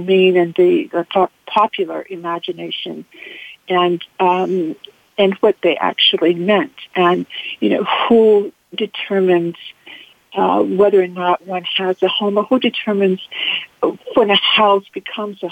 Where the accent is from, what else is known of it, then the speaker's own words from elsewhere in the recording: the South, United States; I grew up in the South, and so I have a special sense of home and the meaning of home as a Southerner.